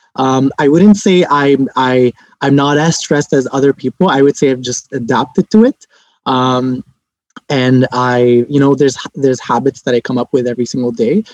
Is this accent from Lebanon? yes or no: yes; Lebanon; now in Montreal, Canada; I'm originally from Lebanon